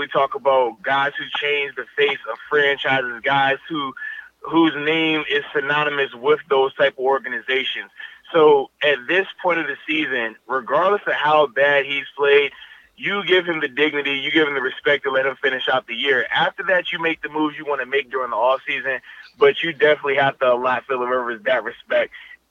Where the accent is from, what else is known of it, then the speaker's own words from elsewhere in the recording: Virginia, United States; my hometown of the 757.